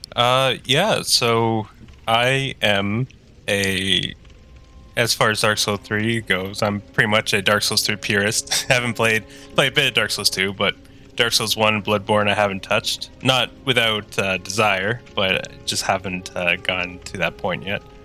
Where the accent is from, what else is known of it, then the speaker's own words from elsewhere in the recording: Tweed, Ontario, Canada; moved away as an adult; now in Ottawa, Canada; I am from the uh, great town of Tweed